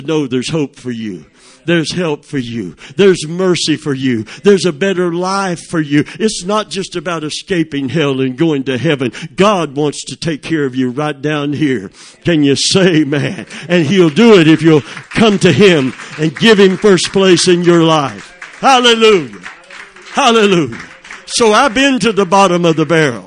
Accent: Plant City, Florida, United States; I was a redneck from Plant City

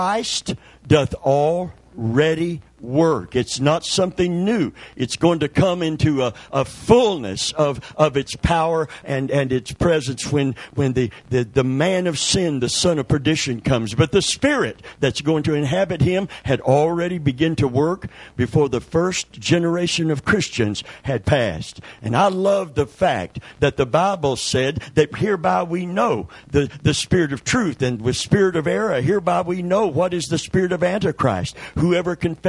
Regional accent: Kentucky, United States; I'm from Kentucky

